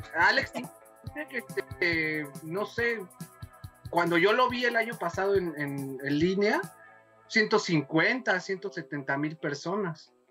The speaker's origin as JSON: {"language": "Spanish", "country": "Mexico", "said": "siempre le he sido fiel a mi pueblo mexicano"}